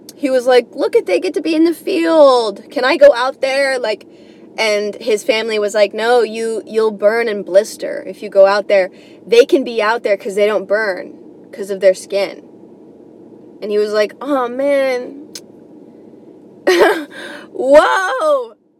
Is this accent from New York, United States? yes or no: yes; New York, United States; I'm coming from New York